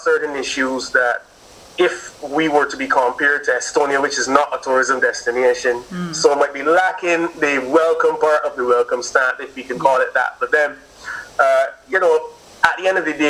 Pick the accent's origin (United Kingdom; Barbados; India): Barbados